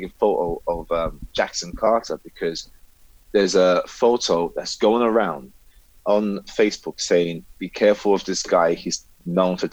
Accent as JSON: {"language": "English", "town": "Cork", "region": "Munster", "country": "Ireland", "tie": "born or raised there", "said": "We're in Ireland, Cork. So I was born in Cork"}